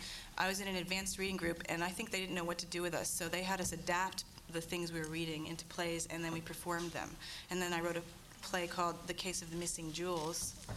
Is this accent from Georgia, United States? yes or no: no; Boston, Massachusetts, United States; also born or lived in New Haven, Connecticut; I was born in New Haven and raised in Boston